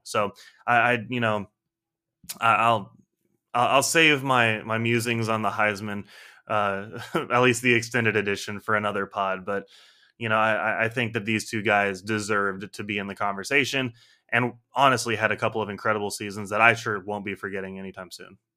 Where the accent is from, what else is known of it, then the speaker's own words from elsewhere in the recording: United States; I'm an American